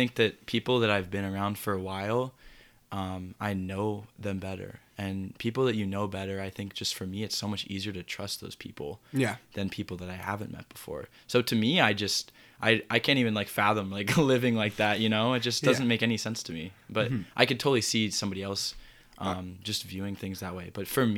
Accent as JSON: {"language": "English", "town": "Berkeley", "region": "California", "country": "United States", "tie": "born there", "also_born_or_lived": "Raleigh, North Carolina / St. Louis, Missouri", "said": "Yeah, so I was born in Berkeley, California."}